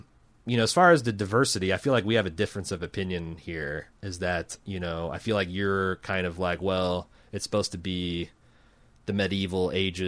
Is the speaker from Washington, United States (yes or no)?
no; Minnesota, United States; I grew up in Minnesota. When I think about my life stories, a lot of them took place with guys like me.